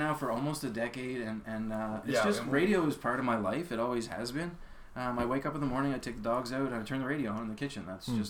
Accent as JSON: {"language": "English", "region": "Nova Scotia", "country": "Canada", "tie": "born or raised there", "lives_now": "Antigonish, Canada", "said": "Picto County originally."}